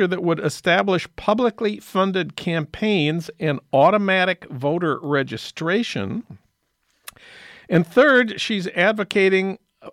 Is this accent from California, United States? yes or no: no; St. Paul, Minnesota, United States; my hometown of St. Paul